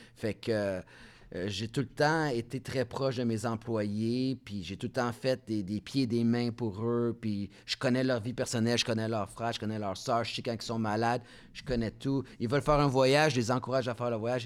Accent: Montreal, Quebec, Canada; accent: petit accent français; also born or lived in Laval; je suis fier de Montréal, je suis fier d'être un Français canadien

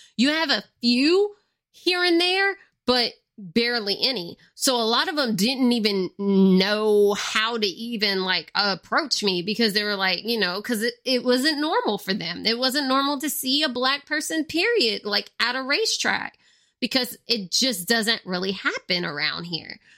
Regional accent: Louisiana, United States; most of the people here are Cajun or Creole, or sometimes both. Like, with me, I'm both. I'm Cajun and Creole because I have both in my family

